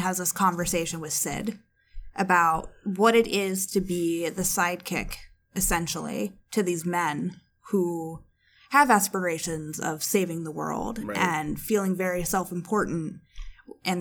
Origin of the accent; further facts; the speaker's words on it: Midwest, United States; growing up in the Midwest